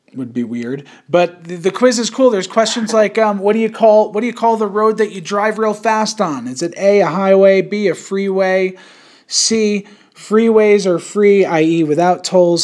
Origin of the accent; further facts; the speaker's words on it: Yonkers, New York, United States; I was born in Yonkers